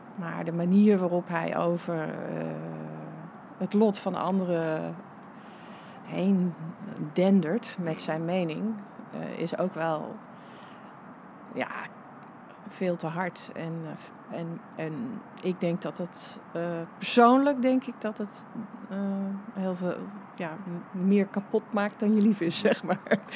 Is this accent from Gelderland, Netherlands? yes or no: yes; Wageningen, Gelderland, Netherlands; moved away; op een soort linkse middelbare school in Wageningen